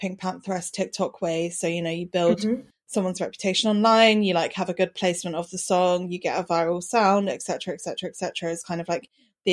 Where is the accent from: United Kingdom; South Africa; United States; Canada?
United Kingdom; Brighton, South East England; I grew up in Brighton during indie sleaze